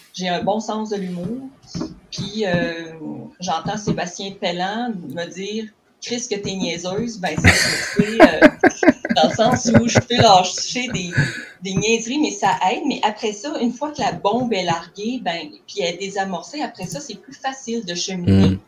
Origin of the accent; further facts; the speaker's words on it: Cacouna, Quebec, Canada; moved away as an adult; je suis une fille du bas du fleuve, d'un petit village qui s'appelle Kakuna